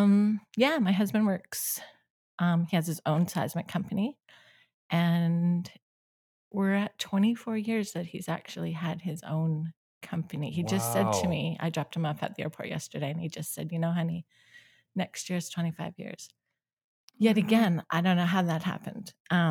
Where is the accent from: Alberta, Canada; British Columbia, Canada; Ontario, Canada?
Alberta, Canada; Calgary; I was born in Calgary. I'm the oldest of seven kids, my family.